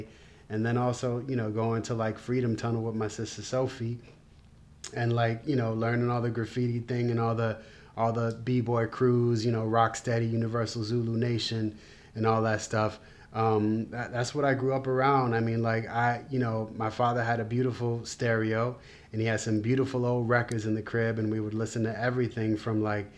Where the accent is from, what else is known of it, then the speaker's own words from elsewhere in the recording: New York City, New York, United States; I grew up on the Upper West Side of Manhattan, in New York City, money-making Manhattan.